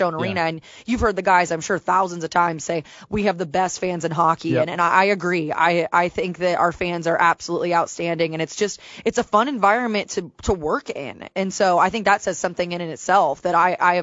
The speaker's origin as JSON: {"language": "English", "town": "Columbus", "region": "Ohio", "country": "United States", "also_born_or_lived": "Manhattan, New York", "moved": "as an adult", "lives_now": "Nashville, United States", "said": "I'm from Columbus"}